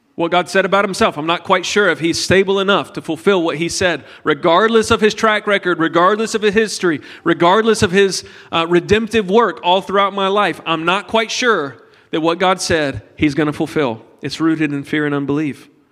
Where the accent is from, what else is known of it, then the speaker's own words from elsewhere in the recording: United States; we're from America